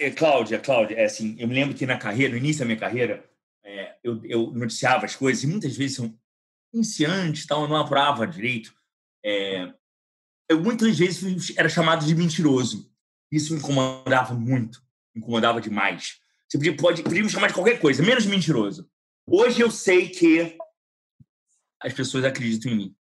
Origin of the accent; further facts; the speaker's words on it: Brazil; nós brasileiros somos latino-americanos.